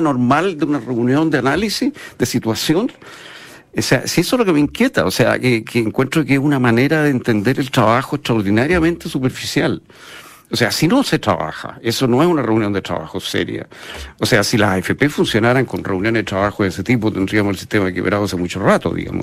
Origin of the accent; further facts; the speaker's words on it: Chile; yo soy chileno